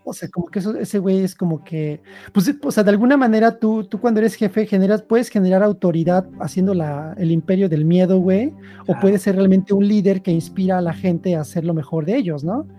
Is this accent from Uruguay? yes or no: no; Mexico; moved away as an adult; also born or lived in Sweden; now in Switzerland; como mexicano